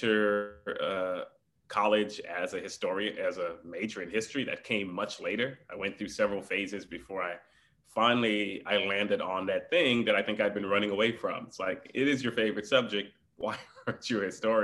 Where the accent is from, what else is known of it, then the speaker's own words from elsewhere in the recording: Houston, Texas, United States; also born or lived in New York / Caribbean; Most of my life was in Houston